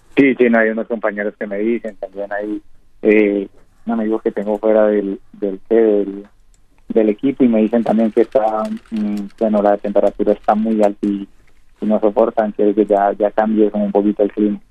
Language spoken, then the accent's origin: Spanish; Purificación, Tolima, Colombia; moved away as an adult; now in Uruguay; soy de purificación en el Tolima.